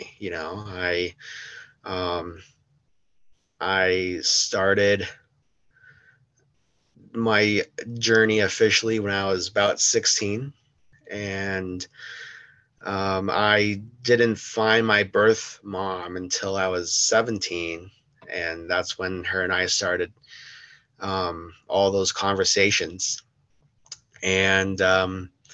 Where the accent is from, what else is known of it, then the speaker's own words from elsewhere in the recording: Denver, Colorado, United States; also born or lived in South Korea; I grew up in Denver, Colorado. I was not born here. I was born in South Korea, and I was adopted by a family here